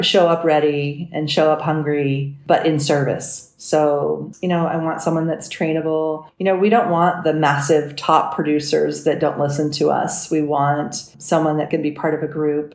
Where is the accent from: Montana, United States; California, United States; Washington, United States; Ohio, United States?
California, United States; Los Angeles; also born or lived in San Francisco; I grew up in Los Angeles. I was an LA girl